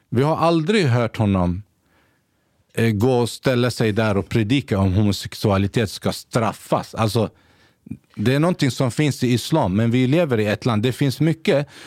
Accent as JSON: {"language": "Swedish", "town": "Gävle", "region": "Gävleborg County", "country": "Sweden", "tie": "born or raised there", "also_born_or_lived": "Basra, Iraq / Saudi Arabia", "said": "hela min uppväxt här i Sverige"}